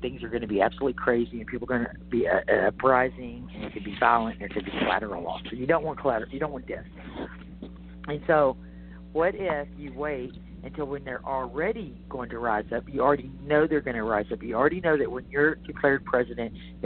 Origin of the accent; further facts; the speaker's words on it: Texas, United States; as a Texan